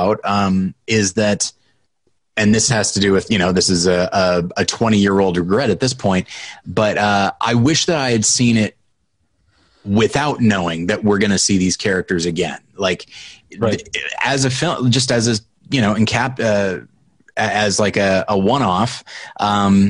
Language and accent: English; United States; I'm an American